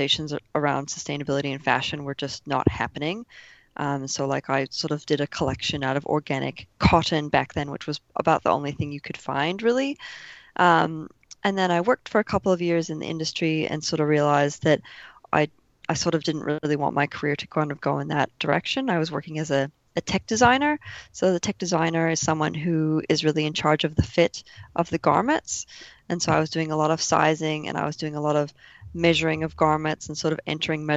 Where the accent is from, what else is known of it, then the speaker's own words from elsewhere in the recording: Minnesota, United States; moved away as an adult; now in Melbourne, Australia; I'm originally from Minnesota in the United States